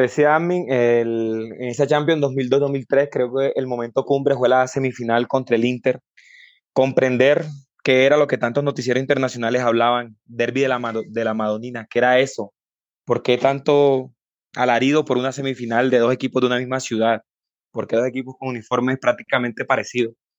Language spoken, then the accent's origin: Spanish; Barranquilla, Atlántico, Colombia; en mi tierra Barranquilla